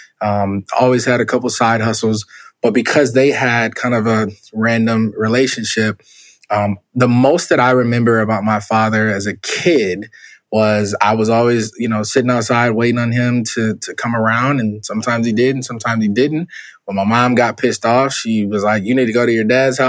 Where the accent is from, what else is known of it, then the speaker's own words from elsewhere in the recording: Minneapolis, Minnesota, United States; also born or lived in Jackson, Mississippi; I was born in Jackson, Mississippi. My mother came to Minnesota when I was very young. I don't even remember. I was a baby.